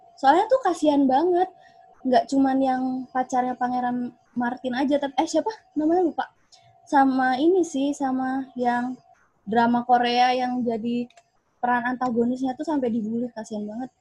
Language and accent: Indonesian; Pagar Alam, South Sumatra, Indonesia; jauh di Pagar Alam, Sumatera Selatan